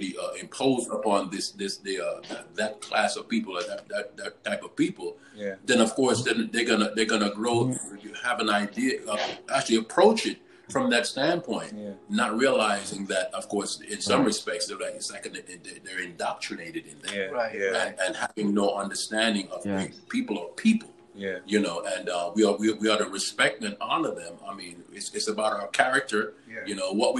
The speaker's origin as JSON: {"language": "English", "region": "New York", "country": "United States", "tie": "born or raised there", "said": "I grew up in New York most of my life"}